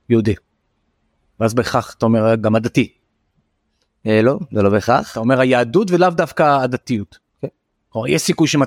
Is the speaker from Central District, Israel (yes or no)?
no; Tel Aviv, Tel Aviv District, Israel; אני תל אביבי, אני הומו